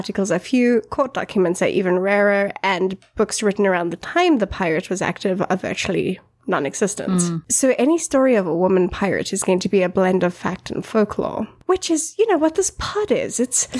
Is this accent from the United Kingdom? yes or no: yes; United Kingdom; because, you know, we're British. Even me.